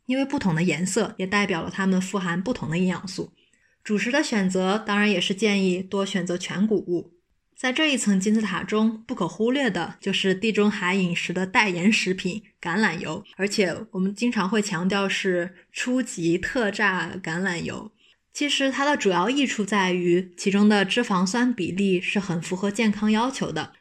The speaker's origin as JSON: {"language": "Chinese", "country": "China", "said": "我作为一个中国人，多年的吃饭习惯是一口菜一口饭这样吃的"}